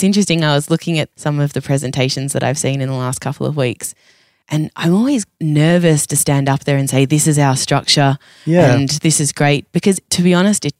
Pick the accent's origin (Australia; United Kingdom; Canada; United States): Australia; I'm crazy Australian.